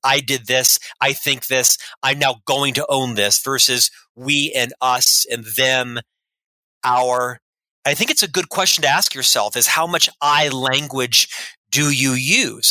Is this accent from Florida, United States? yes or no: yes; Orlando, Florida, United States; moved away as an adult; now in Salt Lake City, United States; I'm from Orlando, Florida, originally, born and raised in ah. Central Florida. I lived there for the first half of my life, 26 years